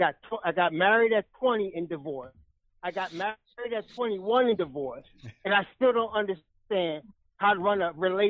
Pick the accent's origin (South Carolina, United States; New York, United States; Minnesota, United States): New York, United States; West Babylon; also born or lived in Hempstead; from Strong Island. I'm from West Babylon and Hempstead